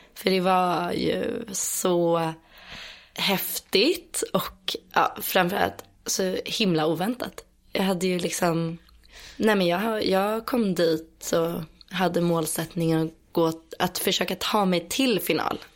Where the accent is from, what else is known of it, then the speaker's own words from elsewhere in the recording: Stockholm, Stockholm County, Sweden; accent: Stockholm; Jag är född och uppvuxen eh, utanför Stockholm. Mm. Eller i en eh, söderförort som heter Skarpnäck